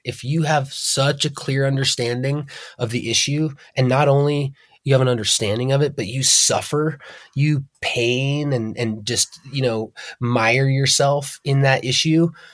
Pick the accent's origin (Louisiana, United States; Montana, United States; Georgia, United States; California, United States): Montana, United States; Darby; also born or lived in Hamilton, Montana; I grew up in the southern Bitter Valley, born in Hamilton, Montana, and raised in Darby.